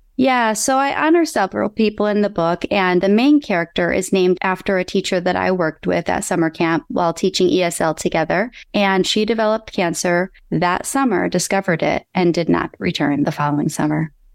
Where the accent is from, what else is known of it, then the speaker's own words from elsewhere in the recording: Michigan, United States; now in California, United States; I'm originally from Michigan. I live in California now